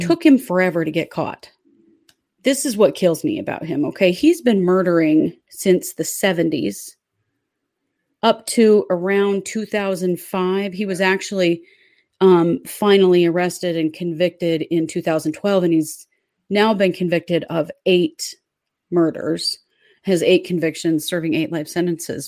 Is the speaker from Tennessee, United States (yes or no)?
no; Idaho, United States; we were kids living here in Idaho